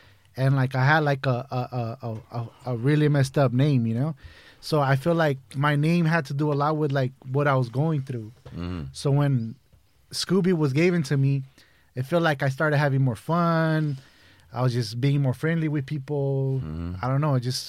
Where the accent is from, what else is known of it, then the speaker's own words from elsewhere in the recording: Van Nuys, California, United States; also born or lived in São Paulo; Man, I grew up in Van Nuys, North Hollywood area. I came from Brazil when I was 11. I landed right there on Woodman and Kittredge in, like, San Fernando Valley.